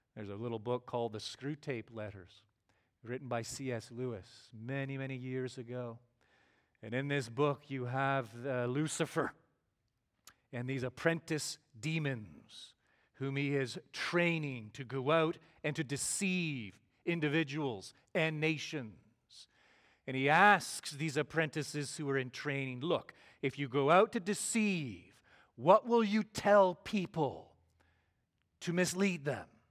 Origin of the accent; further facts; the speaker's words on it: Canada; moved away as an adult; also born or lived in Glen Rose, Texas / Toronto area; now in Granbury, United States; we went back home to Canada